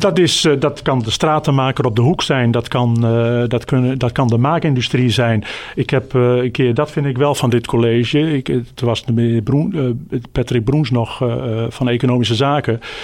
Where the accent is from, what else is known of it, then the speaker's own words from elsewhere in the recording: Groningen, Netherlands; ik ben geboren en getogen in Groningen